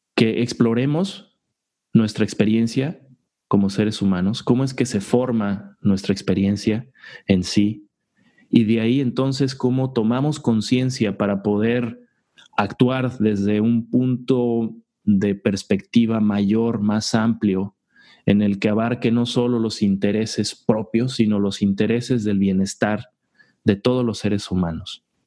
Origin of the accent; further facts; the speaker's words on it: Mexico; Como hombres en una sociedad como la mexicana